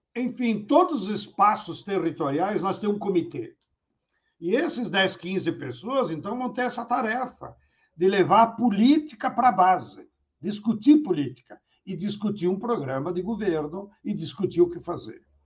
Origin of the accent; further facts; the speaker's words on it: Rio Grande do Sul, Brazil; Eu, como gaúcho, então tenho que me referenciar nas minhas raízes históricas.